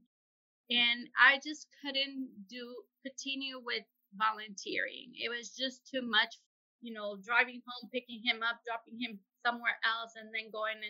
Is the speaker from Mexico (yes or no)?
yes; San Luis Potosí, Mexico; moved away as an adult; now in United States; I was born and raised in San Luis Potosí